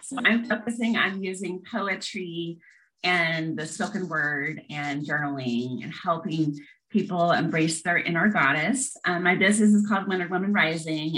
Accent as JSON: {"language": "English", "town": "Lincoln", "region": "Nebraska", "country": "United States", "tie": "born or raised there", "also_born_or_lived": "St. Joseph, Missouri / Knoxville, Tennessee / Kansas", "moved": "as an adult", "lives_now": "Tennessee, United States", "said": "So I was born in St. Joseph, Missouri. I grew up in Lincoln, Nebraska from age six to 19."}